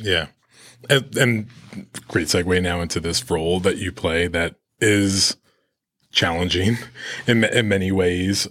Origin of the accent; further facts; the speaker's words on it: New York, United States; as a Latino growing up in New York